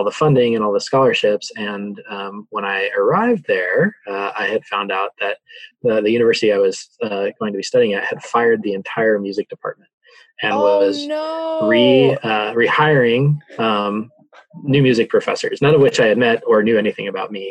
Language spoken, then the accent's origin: English; Santa Fe, New Mexico, United States; born and raised in Santa Fe, New Mexico